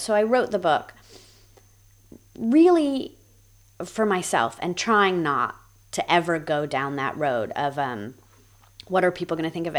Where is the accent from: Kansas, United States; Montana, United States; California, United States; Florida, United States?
California, United States; also born or lived in Australia; I've lived in Australia and I'm from California